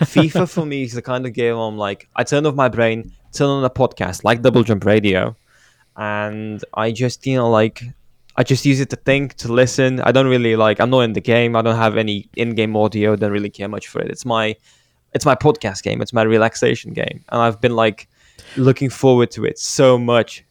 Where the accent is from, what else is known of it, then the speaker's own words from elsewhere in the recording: Romania; my hometown team is promoted to, uh, the first league of it, of Romanian football